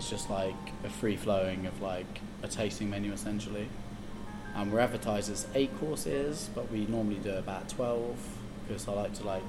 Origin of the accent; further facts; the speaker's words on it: Hertfordshire, Watford area, East of England, United Kingdom; I grew up in Hertfordshire, which is like around like Watford area